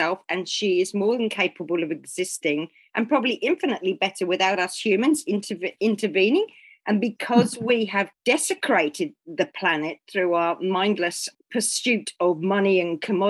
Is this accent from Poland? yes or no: no; Waipu, Northland, New Zealand; my hometown of Waipu